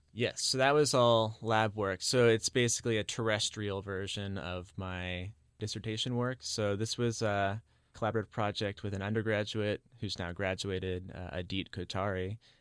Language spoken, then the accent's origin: English; Charleston, South Carolina, United States; I grew up in Charleston, South Carolina, so near the Atlantic Ocean